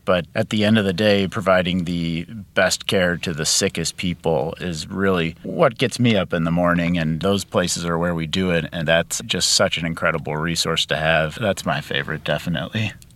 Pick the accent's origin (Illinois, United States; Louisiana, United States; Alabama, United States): Illinois, United States; suburbs of Chicago; moved away; I grew up in Illinois, suburbs of Chicago